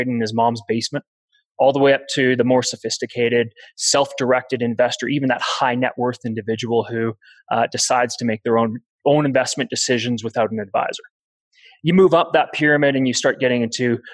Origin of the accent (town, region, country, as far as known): Canada